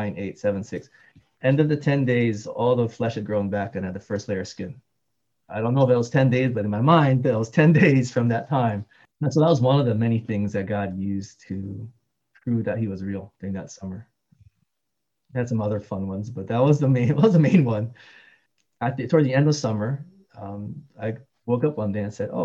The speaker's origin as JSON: {"language": "English", "region": "Hawaii", "country": "United States", "tie": "born or raised there", "also_born_or_lived": "Seattle", "moved": "yes", "lives_now": "Alhambra, United States", "said": "I was born and raised in Hawaii."}